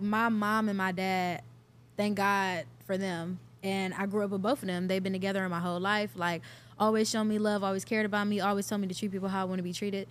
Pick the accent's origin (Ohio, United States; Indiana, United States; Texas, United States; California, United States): Ohio, United States; Cleveland; also born or lived in Richmond Heights, Ohio / Atlanta; I'm born and raised in Cleveland, Ohio, Northeast